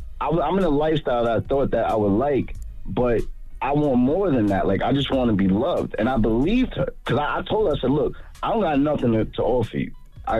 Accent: New York, United States; And I'm from New York. So I'm like, I'm going to move down to Florida.

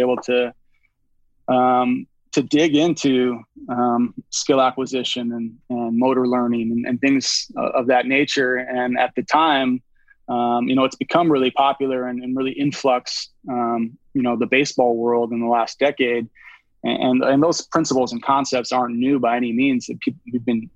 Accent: Roslyn, Washington, United States; I grew up in a really small town named Roslyn, Washington. It's about 90 minutes east of Seattle

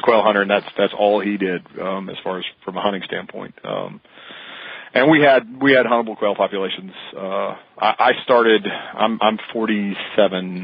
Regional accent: Mississippi, United States; I grew up quail hunting in Mississippi

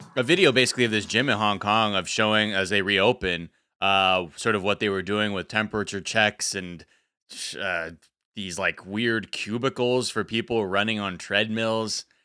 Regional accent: United States; me being American, half American, I go there, I hug my relative

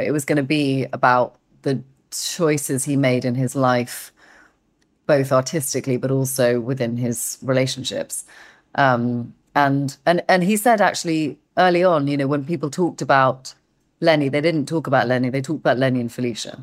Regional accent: England, United Kingdom; I'm too English

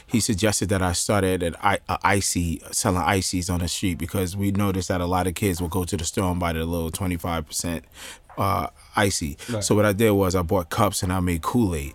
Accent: Jersey City, New Jersey, United States; born and raised in Jersey City

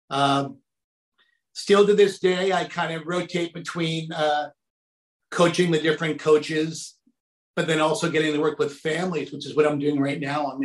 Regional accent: Saudi Arabia; I grew up, it was really kind of funky, but I grew up in Saudi Arabia and my dad worked for an company called Aramco back there.

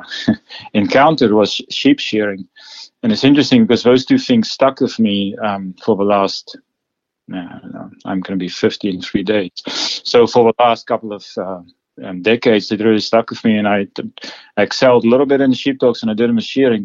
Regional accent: South Africa; Well, I grew up in South Africa, and I grew up in a sort of a big town

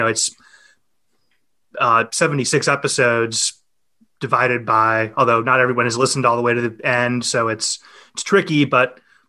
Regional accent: United States; because I'm American

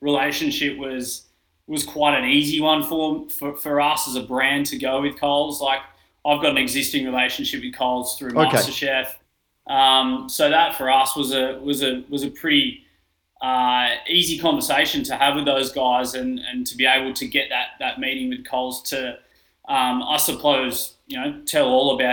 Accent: Australia; being an Australian

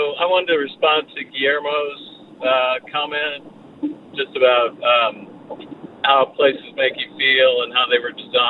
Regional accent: Evanston, Illinois, United States; now in Martinez, United States; I grew up in Evanston, which is right outside of Chicago.

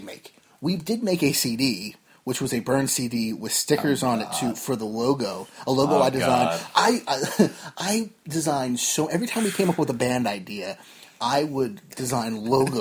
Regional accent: New Jersey, United States; we are both from Jersey, but the new one, not the one in the UK

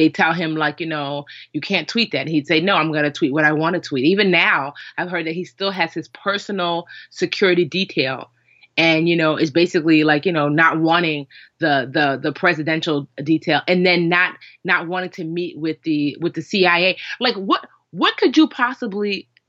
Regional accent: Westfield, New Jersey, United States; I grew up in Westfield, New Jersey, which is like largely white, Jewish, but surprisingly, well, I don't know if surprisingly, but pretty liberal, honestly

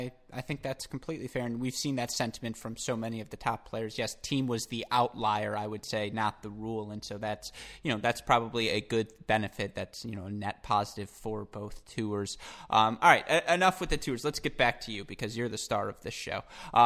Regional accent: West Bloomfield, Michigan, United States; moved away; also born or lived in Franklin, Michigan; Oh, I am from Franklin. Parents, West Bloomfield. I mean, I grew up West Bloomfield. They moved to Franklin, but I'm a Southeast Michigan guy.

